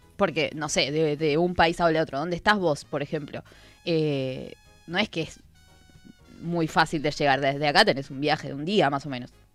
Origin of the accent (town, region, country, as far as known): Argentina